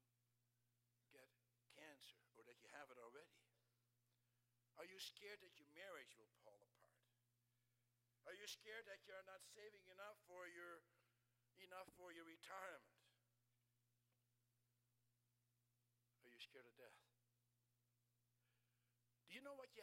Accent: Netherlands; moved away; I grew up in the Netherlands

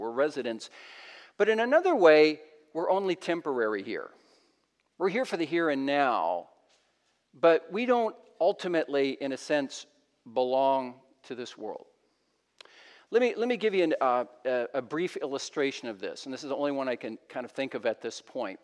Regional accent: United States; moved away as an adult; now in British Columbia, Canada; We're American citizens serving in Canada.

